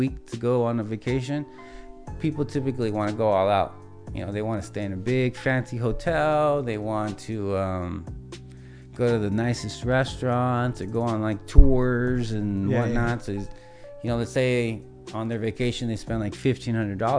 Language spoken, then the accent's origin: English; Wilmington, California, United States; also born or lived in San Pedro, California; I enjoyed growing up in Wilmington